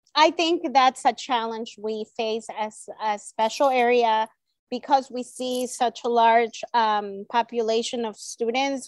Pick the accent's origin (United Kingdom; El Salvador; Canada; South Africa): El Salvador; first language Spanish; English is a second language; moved away; Spanish is my native language, it's my first language. I was born in El Salvador